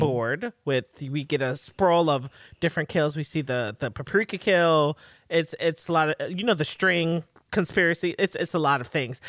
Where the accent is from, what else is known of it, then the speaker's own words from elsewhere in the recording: New York, United States; I'm a New Yorker